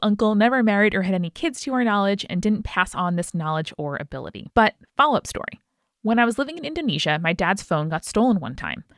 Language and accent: English; United States; as an American watching the show